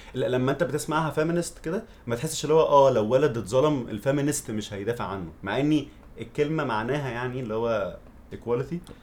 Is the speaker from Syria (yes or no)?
no; Egypt; moved away; also born or lived in abroad; انا عشت بره وعشت في مصر